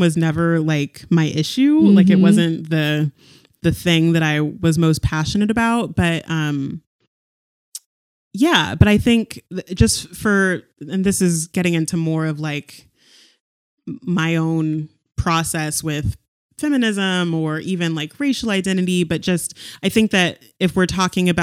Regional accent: California, United States; moved away as an adult; also born or lived in San Diego / North Carolina; I grew up in California

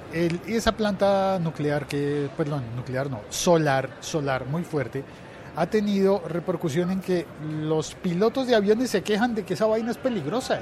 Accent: Colombia; en Colombia, en eh, mi país

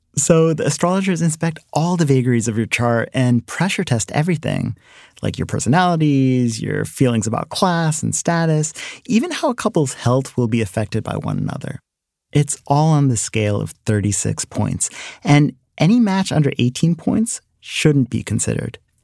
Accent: Delaware, United States; also born or lived in India; When I first moved to Delaware, kids at my elementary school had all these questions for me about being Indian

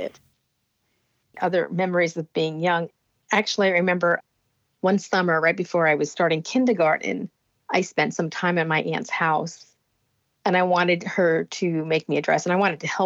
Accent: Allendale, New Jersey, United States; also born or lived in Bronx, New York; we moved to a small town in New Jersey called Allendale. It's in northern Jersey. And that's where I basically was raised all the way through my young adulthood.

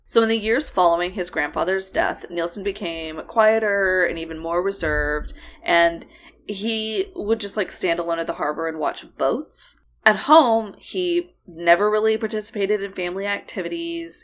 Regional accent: United States; also born or lived in Oklahoma / Texas; we grew up in Oklahoma and, uh, the Texas Panhandle and Texas Plains

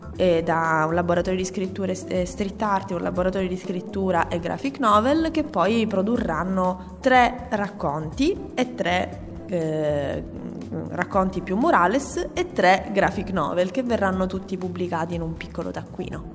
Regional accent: Messina, Sicily, Italy; io vengo dall'Annunziata e giocavo nel quartiere del condominio X

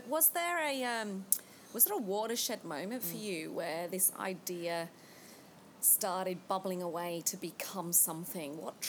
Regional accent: United Kingdom; moved away; I love capturing people from my homeland

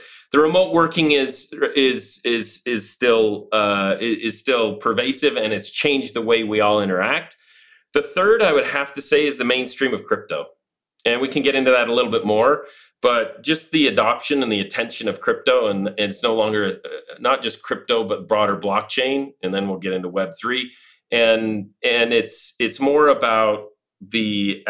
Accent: Utah, United States; moved away as an adult; also born or lived in London, United Kingdom / Dubai, UAE / Madrid, Spain; returned back to the States after 20 years back to my home state of Utah

